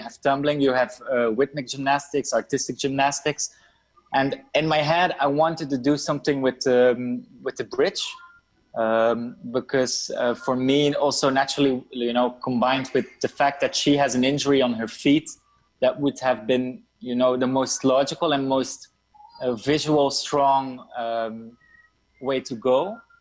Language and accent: English; Brussels, Brussels-Capital Region, Belgium; I come from Brussels, Belgium